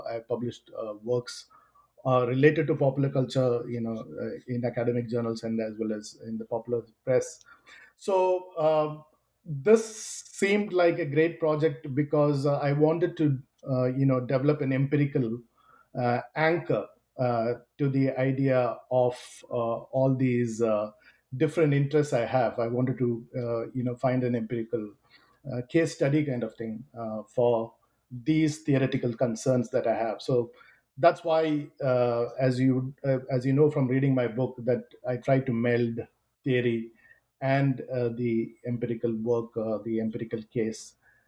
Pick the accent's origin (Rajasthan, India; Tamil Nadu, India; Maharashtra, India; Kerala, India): Kerala, India; And I'm originally from Kerala. And so the communist movement there seemed like a good fit to explore some of these themes.